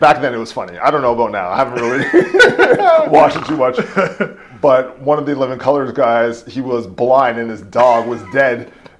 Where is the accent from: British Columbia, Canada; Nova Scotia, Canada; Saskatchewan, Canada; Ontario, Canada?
Ontario, Canada; Hamilton; I think my life went in different phases. So growing up in Hamilton, it was all East Coast for me.